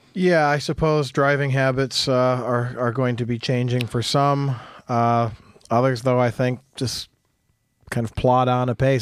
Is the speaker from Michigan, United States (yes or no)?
yes; Jackson, Michigan, United States; growing up in Jackson